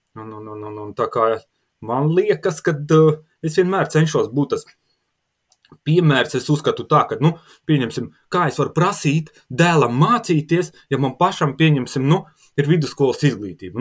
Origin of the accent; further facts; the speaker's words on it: Latgale, Latvia; Abi divi mēs nākam no, no Latgales ar sieviņu